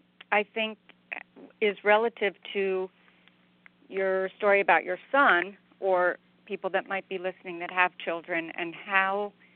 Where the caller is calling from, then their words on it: Virginia, United States; I'm calling from Virginia.